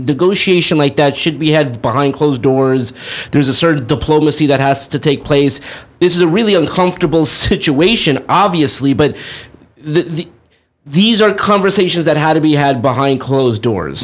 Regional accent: Los Angeles, California, United States; we grew up in Los Angeles

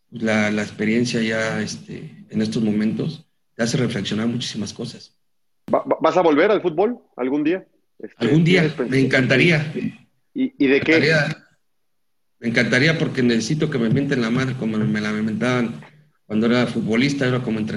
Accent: Mexico; como mexicano lo único que quieres es que le vaya bien a tus compatriotas.

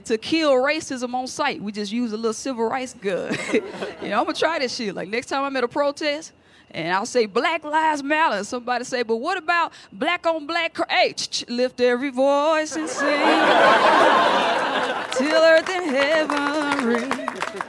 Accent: Jackson, Mississippi, United States; moved away as an adult; now in New York, United States; I grew up in Jackson, Mississippi. That's my hometown. That's where I was born and raised. But I live in New York now

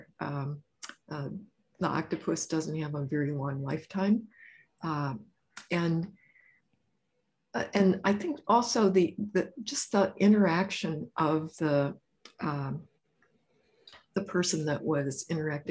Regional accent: Joliet, Illinois, United States; I grew up in Joliet, Illinois.

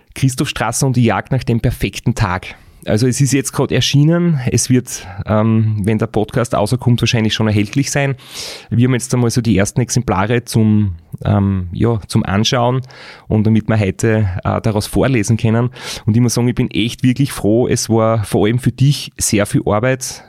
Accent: Austria; bei uns in Österreich

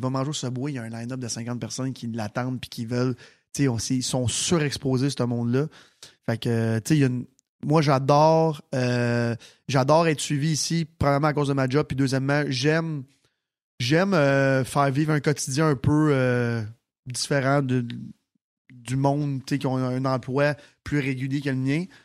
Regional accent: Sainte-Martine, Quebec, Canada; je viens de Sainte-Martine

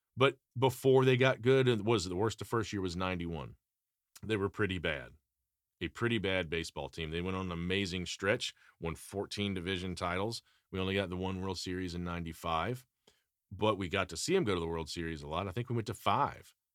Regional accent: Atlanta, Georgia, United States; when I was a kid growing up in Atlanta

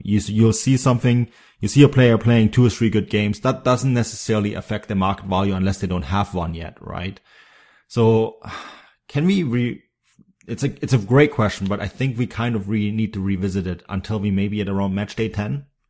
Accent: Bavaria, Germany; I grew up in Bavaria

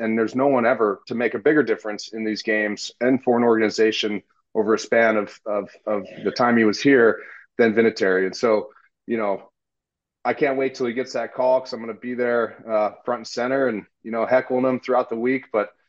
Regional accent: Southern California, United States; Well, I grew up a Rams fan growing up in Southern California.

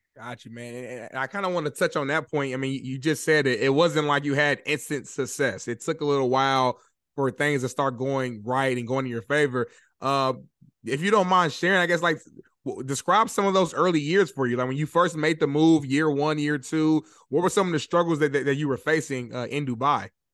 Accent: Indianapolis, Indiana, United States; moved away as an adult; now in Los Angeles, United States; right now, I live in Los Angeles, but I'm originally from Indianapolis, Indiana

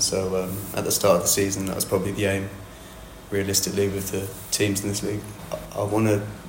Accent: Kent, South East England, United Kingdom; being from Kent

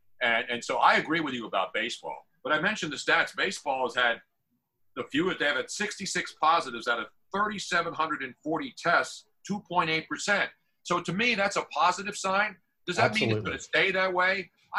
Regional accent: Philadelphia, Pennsylvania, United States; Obviously growing up in Philly

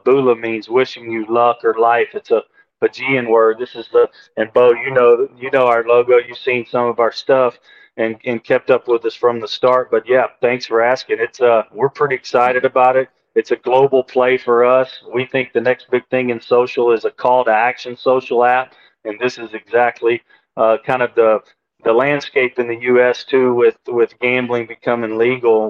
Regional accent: Shreveport, Louisiana, United States; my hometown of Shreveport

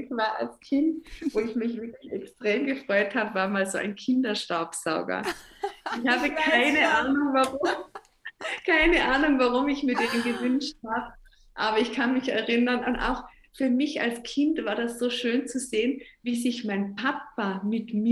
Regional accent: Tyrol, Austria; äh, ich habe so schöne Swarovski-Sterne ähm, bei mir zu Hause als Tirolerin.

